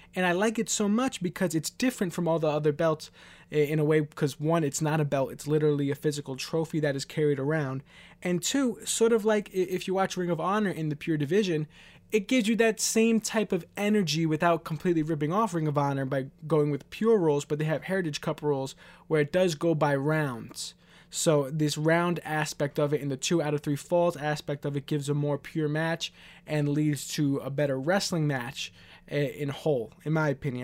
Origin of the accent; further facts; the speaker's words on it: New York City, New York, United States; I'm from New York City. I'm from Queens, New York